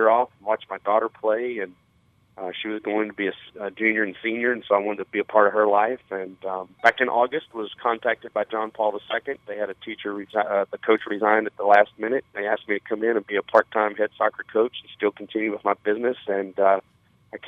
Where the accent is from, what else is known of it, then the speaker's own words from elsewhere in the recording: San Angelo, Texas, United States; I grew up in San Angelo, Texas